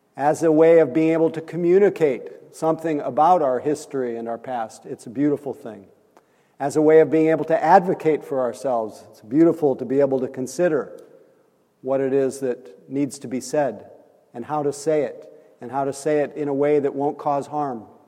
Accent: Nebraska, United States; accent: Midwest; moved away; I'm from Nebraska

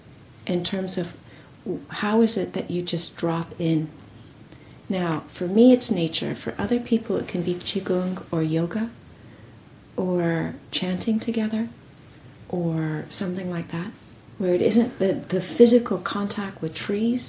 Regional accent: California, United States; I was born in California

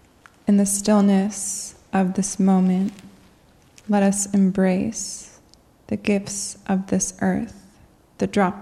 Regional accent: New Hampshire, United States; I just came in today. I'm from New Hampshire

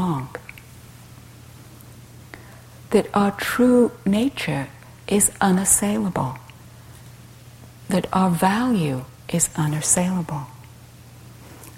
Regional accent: England, United Kingdom; I grew up in England being taught to be nice

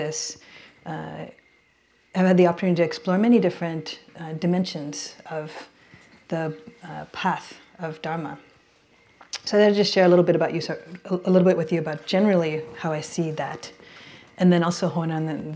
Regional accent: Baltimore, Maryland, United States; moved away as an adult; also born or lived in Sri Lanka; now in San Francisco, United States; I was born and raised on the East Coast

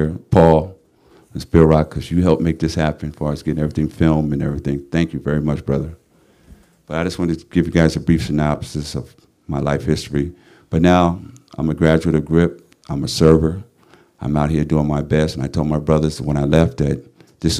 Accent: New York, United States; now in San Quentin, United States; I'm originally from New York

